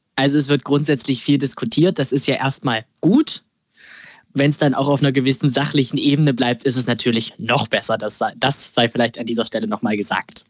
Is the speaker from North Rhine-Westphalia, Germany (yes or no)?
no; Saxony-Anhalt, Germany; bei uns in Sachsen-Anhalt